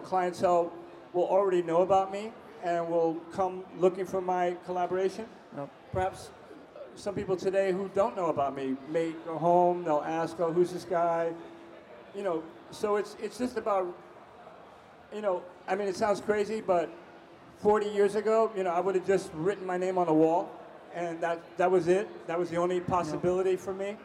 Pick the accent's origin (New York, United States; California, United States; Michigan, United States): New York, United States; Growing up in New York, uh, was a high school student